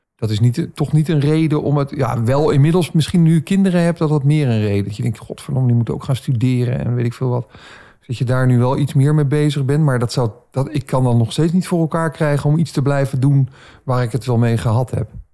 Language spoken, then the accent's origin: Dutch; Baarn, Utrecht, Netherlands; Ik zeg, ja, uit Baren.